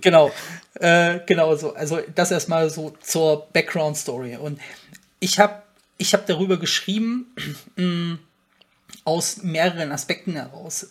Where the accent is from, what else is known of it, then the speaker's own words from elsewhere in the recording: Frankfurt, Hesse, Germany; komme ich ja aus der Region Frankfurt